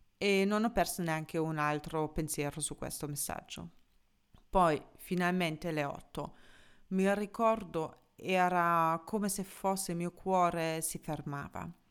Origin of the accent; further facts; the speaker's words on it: Germany; moved away; da tedesca